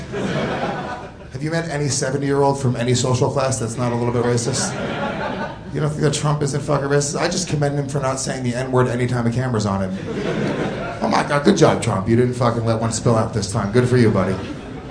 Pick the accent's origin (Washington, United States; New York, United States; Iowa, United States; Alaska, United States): New York, United States; Rockland County; I grew up in Rockland County, New York, which is right outside of the city